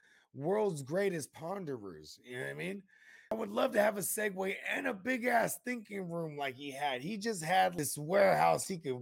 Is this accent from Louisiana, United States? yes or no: no; Silicon Valley, California, United States; Because I'm from Silicon Valley.